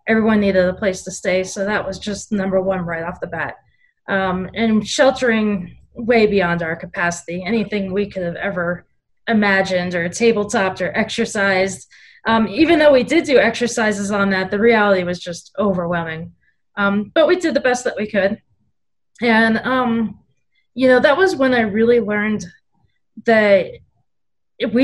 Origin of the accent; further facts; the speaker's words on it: Miami, Florida, United States; I grew up in Miami, Florida, just outside of Miami